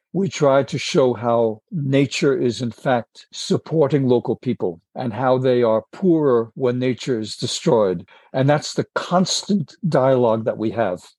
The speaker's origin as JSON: {"language": "English", "country": "United States", "said": "I said, America"}